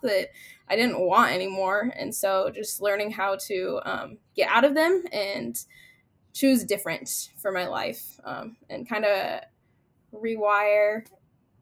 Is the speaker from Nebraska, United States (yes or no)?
yes; near Wayne, Nebraska, United States; Wayne State College, which is 10 minutes from my hometown